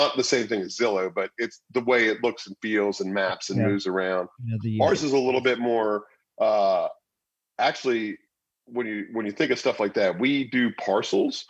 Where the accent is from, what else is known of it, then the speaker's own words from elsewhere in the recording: Morgantown, West Virginia, United States; also born or lived in Fairfax / New York City; I've been here since I was two. So I've been in Morgantown.